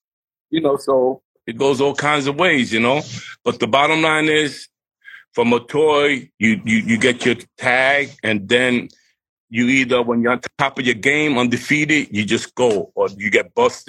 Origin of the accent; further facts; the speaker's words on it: New York City, New York, United States; also born or lived in Bushwick, Brooklyn; I'm from East New York